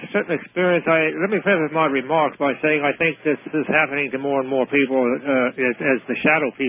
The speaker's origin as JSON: {"language": "English", "country": "United Kingdom", "moved": "yes", "said": "I'm British, of course"}